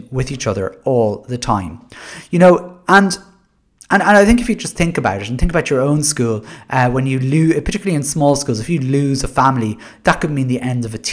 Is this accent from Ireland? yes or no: yes; Ireland; we're heavily influenced by our country's Catholic past